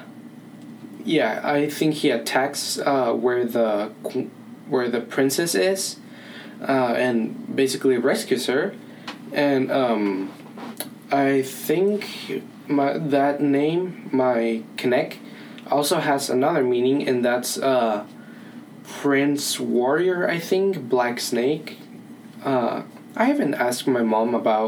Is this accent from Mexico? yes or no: yes; Culiacán, Sinaloa, Mexico; now in Petersburg; I was born and raised in Mexico